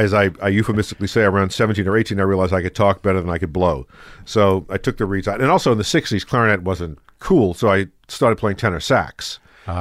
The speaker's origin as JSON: {"language": "English", "town": "New Orleans", "region": "Louisiana", "country": "United States", "accent": "New Orleans", "said": "I had a New Orleans accent."}